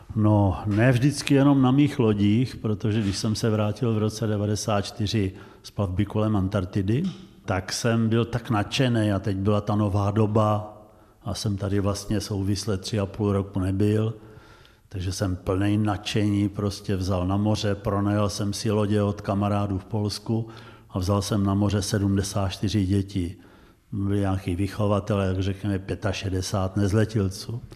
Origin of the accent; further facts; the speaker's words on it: Znojmo, South Moravian Region, Czechia; jsem vyrůstal na ulici a drtivá většina mých kamarádů po roce 45 vlastně neměla oba rodiče, nebo někdo žádný, protože Znojmo bylo pohraničí